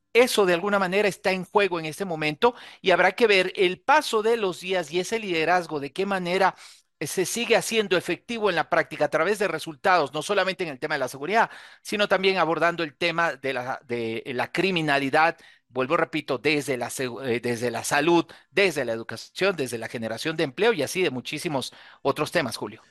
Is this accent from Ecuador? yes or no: yes; Ecuador; also born or lived in Quito; Por el norte somos vecinos de Colombia, por el sur de Perú